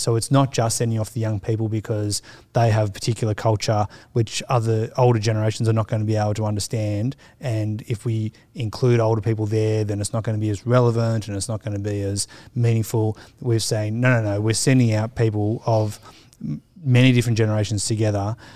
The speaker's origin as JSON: {"language": "English", "town": "Sydney", "region": "New South Wales", "country": "Australia", "tie": "born or raised there", "said": "growing up in the Sutherland Shire, which is suburbia"}